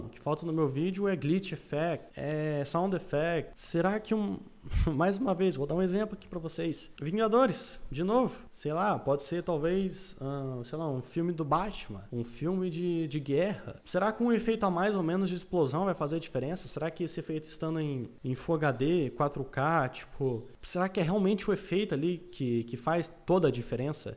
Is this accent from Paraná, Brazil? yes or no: yes; Paraná, Brazil; eu sou do Paraná